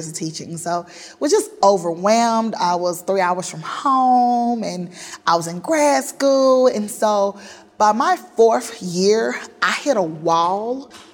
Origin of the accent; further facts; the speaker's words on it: Forest, Mississippi, United States; I left my hometown of Forest, Mississippi in 2000